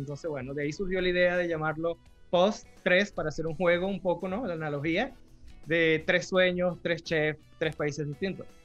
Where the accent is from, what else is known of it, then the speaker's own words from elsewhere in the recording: Venezuela; moved away; yo crecí en Venezuela, los postres con que yo crecí me identifico muchísimo